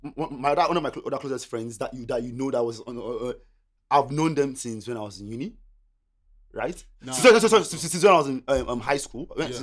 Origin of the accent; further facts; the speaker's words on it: Nigeria; English is a second language; moved away as an adult; now in Australia; I came from Nigeria, yeah? And one of the reasons I came to Australia, this might sound stupid to people, right? My cousin was here.